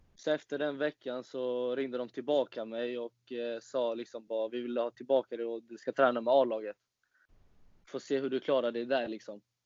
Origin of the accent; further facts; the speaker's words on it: Falkenberg, Halland County, Sweden; also born or lived in Varberg; föddes i Varberg faktiskt. Men har alltid bott i Falkenberg hela livet